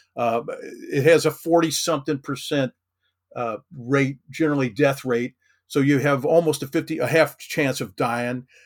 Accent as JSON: {"language": "English", "region": "Kentucky", "country": "United States", "tie": "born or raised there", "said": "I grew up in Kentucky, uh, lived here most of my life"}